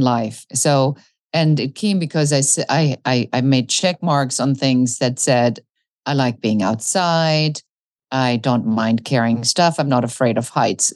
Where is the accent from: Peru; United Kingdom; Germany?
Germany; when I grew up in Germany, I was very much the kid that looked at the planes wondering where they were going.